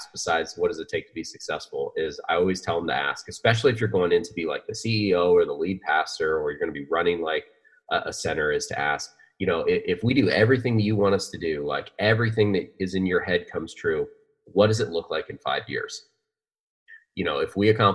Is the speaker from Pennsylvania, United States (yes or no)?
yes; Pennsylvania, United States; now in Arizona, United States; I grew up in Pennsylvania